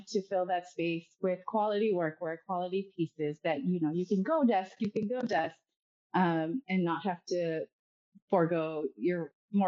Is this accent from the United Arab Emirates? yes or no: yes; Dubai, United Arab Emirates; moved away as an adult; now in California, United States; I was born and raised in Dubai, and I moved to the U.S. play college tennis a few-ish years ago.